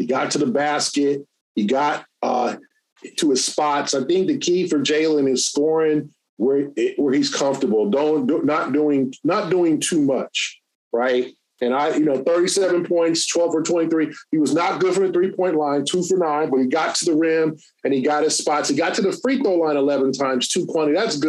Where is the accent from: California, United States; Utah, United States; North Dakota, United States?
California, United States; Los Angeles; moved away; I'm from Los Angeles. I grew up 5 minutes from the Forum.